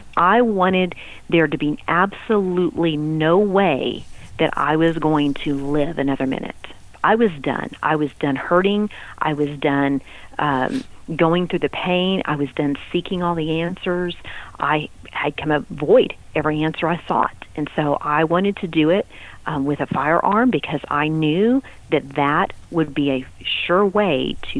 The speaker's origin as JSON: {"language": "English", "region": "Texas", "country": "United States", "said": "You know, I was from West Texas, and that's, you know, pop your beer and sit on the back of your truck, and you know, that's kind of the way we did Friday nights, right?"}